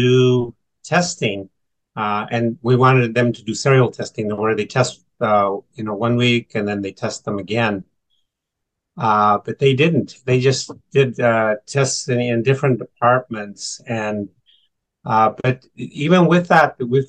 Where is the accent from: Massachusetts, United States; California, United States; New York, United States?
California, United States; Sacramento; now in Central Valley, United States; I was born in Sacramento, but I'm about 2 hours away in the Central Valley.